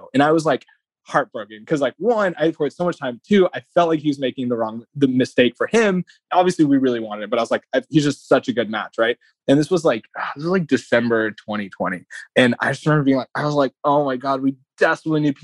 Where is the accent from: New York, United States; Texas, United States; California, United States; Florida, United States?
Texas, United States; Lubbock; moved away; me growing up in Lubbock